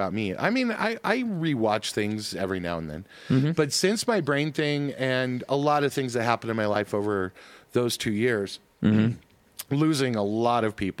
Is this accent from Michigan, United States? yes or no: no; Colorado, United States; growing up in Colorado